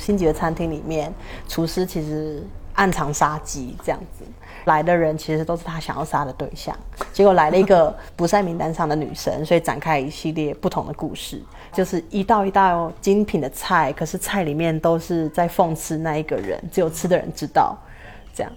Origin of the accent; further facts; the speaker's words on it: Taiwan; accent: Taiwanese accent; moved away as an adult; now in San Cristóbal de las Casas, Mexico; 我就快回台湾了，